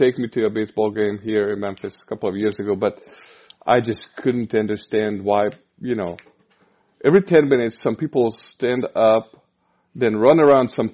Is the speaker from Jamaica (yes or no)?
no; Hungary; moved away as an adult; now in Kansas City, United States; We're Hungarians, so we're from Hungary. And 6 years ago, we moved to Kansas City